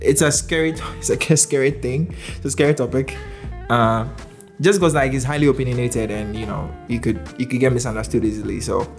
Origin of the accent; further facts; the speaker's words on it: Ghana; I'm Ghanaian